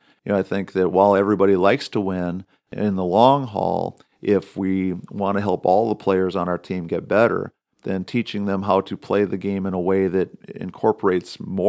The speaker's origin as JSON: {"language": "English", "region": "Wisconsin", "country": "United States", "tie": "born or raised there", "said": "when I was growing up in Wisconsin."}